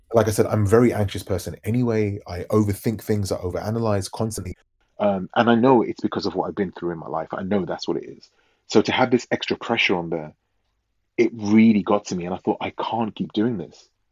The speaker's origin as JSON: {"language": "English", "region": "London", "country": "United Kingdom", "said": "as you can probably tell by my accent, I'm from London."}